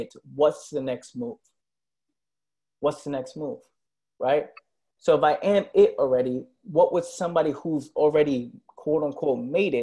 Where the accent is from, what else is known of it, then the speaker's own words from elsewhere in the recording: New York City, New York, United States; growing up in the Bronx